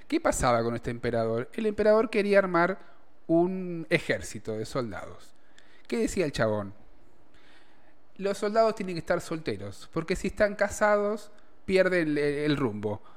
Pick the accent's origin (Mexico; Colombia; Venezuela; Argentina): Argentina; acá en Argentina, como buenos argentinos que somos, acomodamos las tradiciones a nuestro gusto y piacere